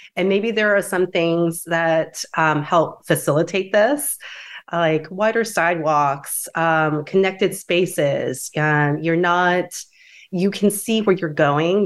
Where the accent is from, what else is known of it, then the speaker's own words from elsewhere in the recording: DeWitt, New York, United States; I grew up in Dewitt, which is a suburb outside of Syracuse, New York